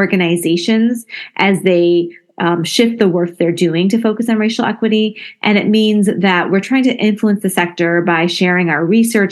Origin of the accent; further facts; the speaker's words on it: Flint, Michigan, United States; I was born and raised in Flint, Michigan